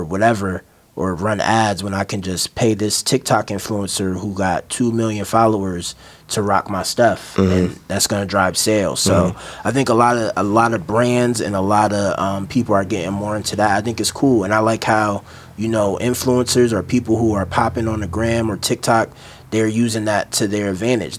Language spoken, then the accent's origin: English; Maryland, United States; I'm from Maryland